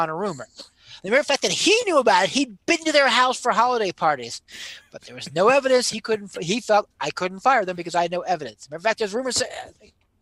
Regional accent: New Jersey, United States; when I was growing up in New Jersey

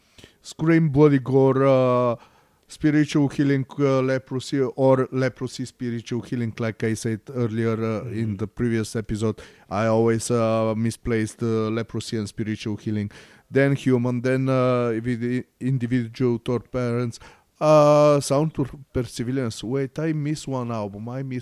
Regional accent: Bulgaria; English is a second language; I'm from Bulgaria and I barely speak Bulgarian.

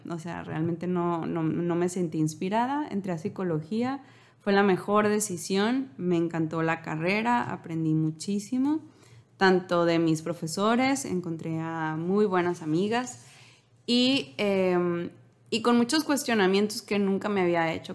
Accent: Los Mochis, Sinaloa, Mexico; somos de Sinaloa, de los mochis

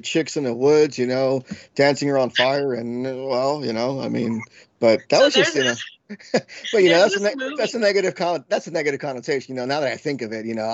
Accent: Paterson, New Jersey, United States; also born or lived in New York; I was born in New York and raised in Paterson, New Jersey

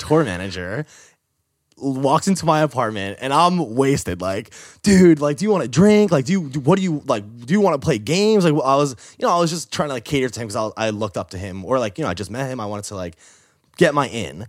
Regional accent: New York, United States; moved away as an adult; also born or lived in Boston; that's when I moved from New York to Boston

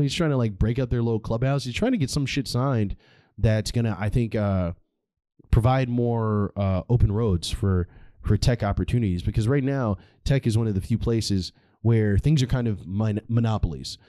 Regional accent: United States; as an American

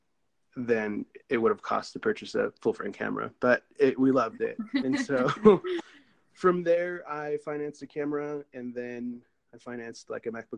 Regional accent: San Diego, California, United States; I am from San Diego, California.

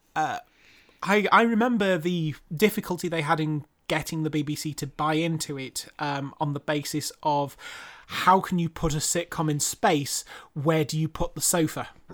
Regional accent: United Kingdom; being British

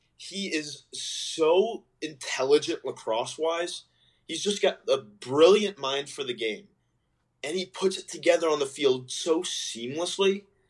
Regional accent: Marlton, New Jersey, United States; my hometown of Marlton, New Jersey.

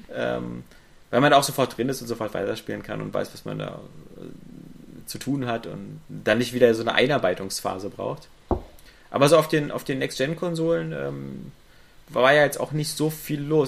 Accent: Berlin, Germany; als Berliner

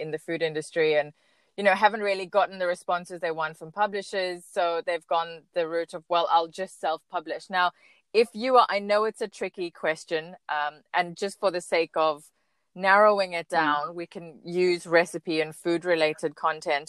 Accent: South Africa; moved away; being South African abroad

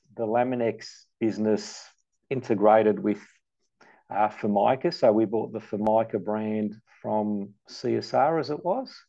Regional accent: Melbourne, Victoria, Australia; also born or lived in Malta; I grew up in the western suburbs in St Albans

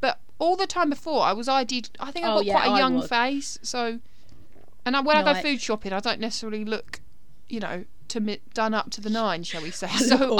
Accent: United Kingdom; As British people

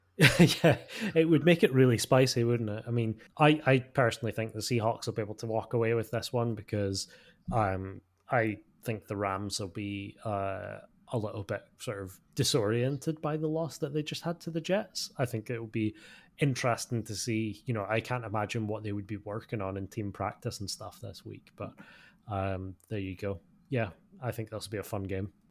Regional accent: United Kingdom; as a British fan

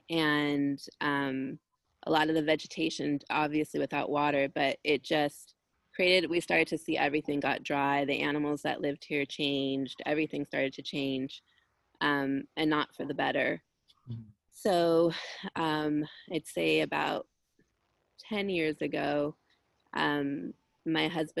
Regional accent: Los Angeles, California, United States; myself and two of my brothers were born here on this land

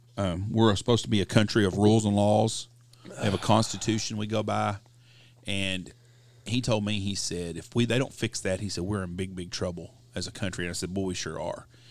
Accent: Texas, United States; I'm a Texan

